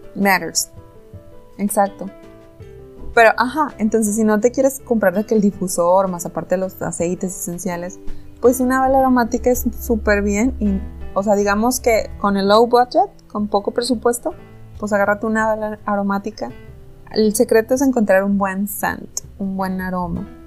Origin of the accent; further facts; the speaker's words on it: Mexico; somos mexicanos